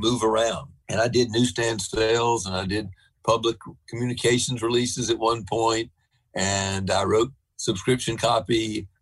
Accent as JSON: {"language": "English", "region": "the South", "country": "United States", "said": "as a Southerner"}